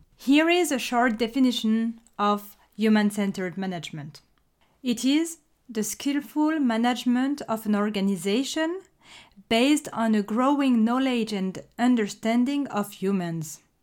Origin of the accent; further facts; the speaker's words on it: France; accent: French; English is a second language; If you recognized my accent, you may have guessed that I'm French